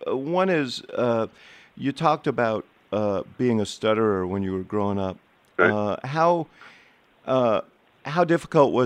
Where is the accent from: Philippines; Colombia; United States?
United States; New York; When I was a kid, I was growing up in New York